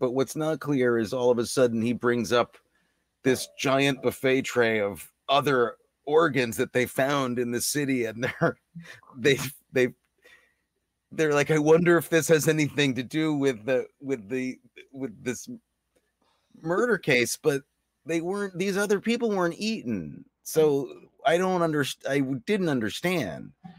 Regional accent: New York City, New York, United States; I didn't find it like offensive or anything as a New Yorker, like how.

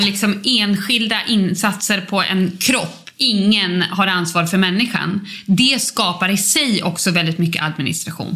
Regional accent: Uppsala, Uppsala County, Sweden; born or raised there

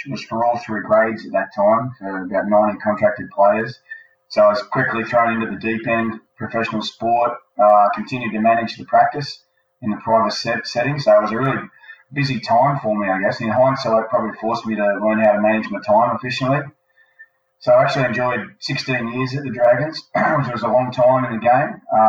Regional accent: Sydney, New South Wales, Australia; I'm 44 years old, married with a couple of kids, living in Sydney. Also grew up in Sydney on the water and in the great outdoors, this beautiful country we've got.

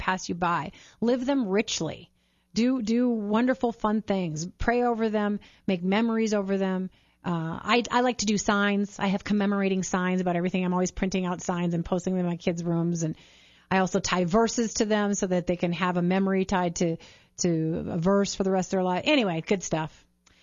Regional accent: St. Peter, Minnesota, United States; St. Peter High School, where we grew up in Minnesota

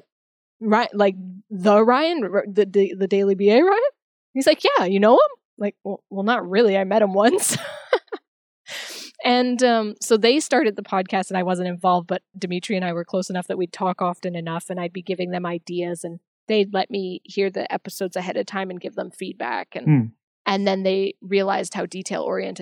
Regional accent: Canada; I'm from Canada

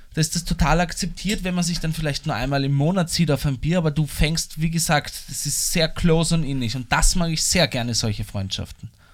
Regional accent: Vienna, Austria; ich zum Beispiel als Wiener

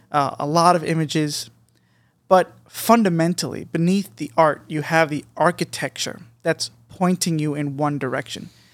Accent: United States; as an American, in America

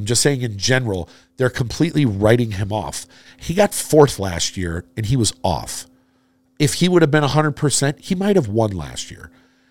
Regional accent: Florida, United States; I was born and raised in Florida.

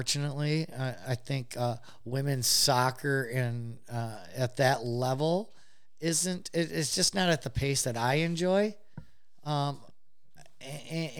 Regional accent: United States; being American

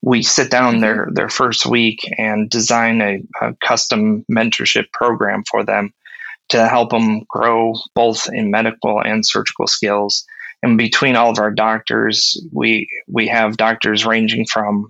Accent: Ohio, United States; I grew up in Ohio and not too far from Kent and Stow

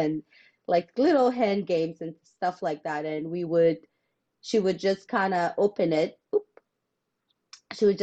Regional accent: South Sudan; moved away; growing up in South Sudan

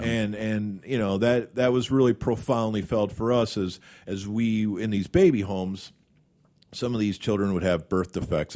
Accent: Madison, Wisconsin, United States; I cleaned their arena as a kid. uh, Wisconsin. I'm from Madison.

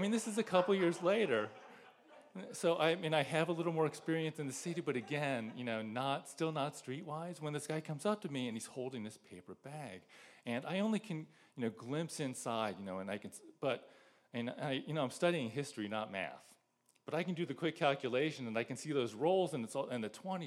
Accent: Greenhills, Ohio, United States; moved away as an adult; also born or lived in Philadelphia; I grew up in Green Hills, which is this little village north of Cincinnati.

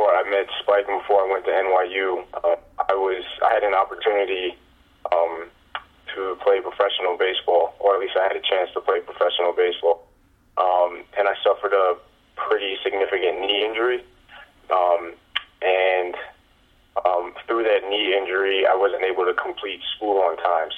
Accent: New York, United States; I'm from New York

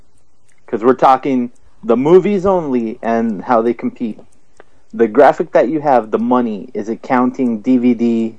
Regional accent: Tucson, Arizona, United States; I'm from a little place called Tucson.

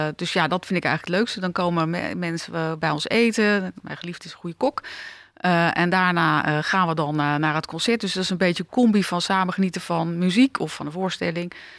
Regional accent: The Hague, South Holland, Netherlands; ik ben eh, geboren in Den Haag, eh, stad achter de duinen, eh, stad met de toko's

